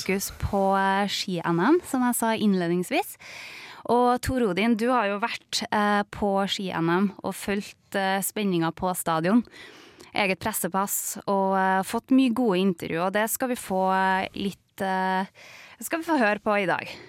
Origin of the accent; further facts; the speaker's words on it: Levanger, Trøndelag, Norway; vi som er fra Levanger